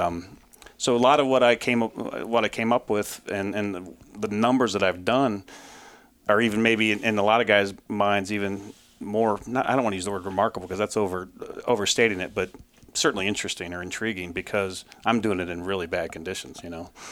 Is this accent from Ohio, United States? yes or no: yes; Ohio, United States; moved away as an adult; now in Syracuse, New York, United States; I grew up in Ohio